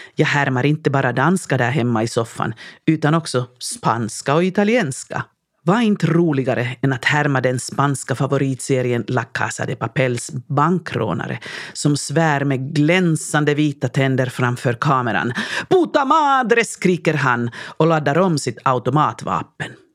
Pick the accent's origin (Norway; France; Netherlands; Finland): Finland; Lahti, Päijät-Häme; accent: Finnish accent (svenska med finsk brytning); first language Finnish; Swedish is a second language; moved away as an adult; also born or lived in Sweden / Helsinki capital region; mitt tonårsjag hemma i Lahtis hade vetat att jag en dag ska bo och studera i Sverige